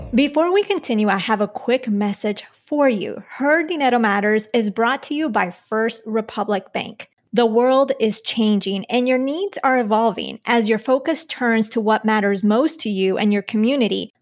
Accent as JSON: {"language": "English", "country": "Colombia", "said": "I'm from Colombia"}